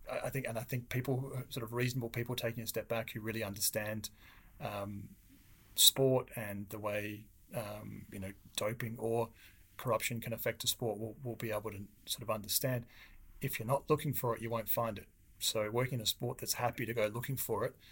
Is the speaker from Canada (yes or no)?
no; Australia; I grew up in Australia, as most people probably be able to pick from the accent